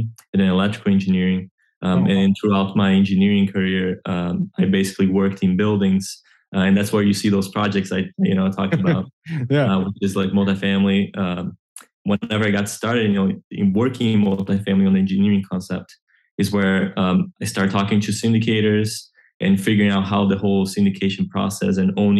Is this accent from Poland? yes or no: no; Brazil; moved away as an adult; now in Orlando, United States; I grew up in Brazil